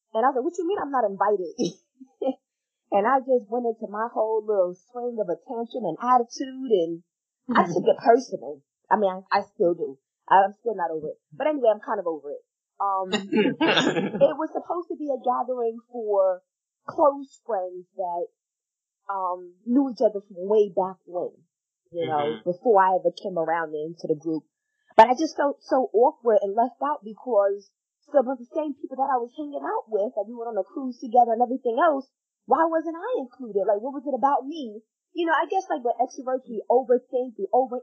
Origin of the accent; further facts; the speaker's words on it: New York, United States; moved away; I'm back in my home state